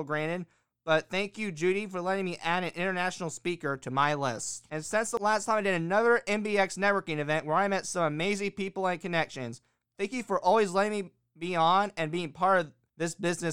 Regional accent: Bloomington, Indiana, United States; my hometown, which is the city of Bloomington, Indiana

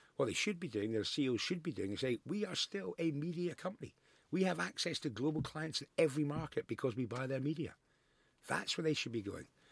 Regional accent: Scotland, United Kingdom; I'm the most proud Scotsman in the world

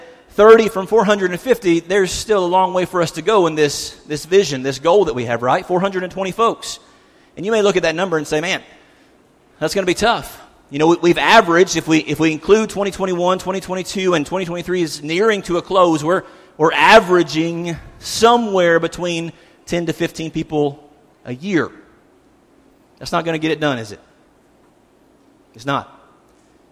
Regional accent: South Carolina, United States; now in Cookeville, United States; I'm from South Carolina.

